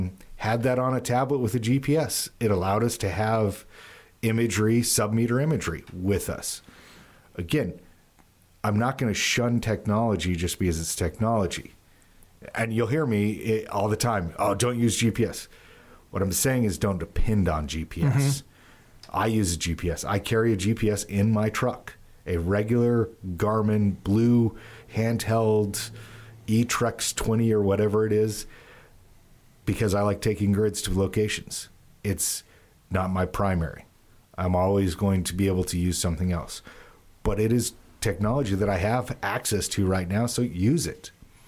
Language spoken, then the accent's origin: English; Utah, United States; I grew up the majority of my life in the West. So west of the Rockies, Utah.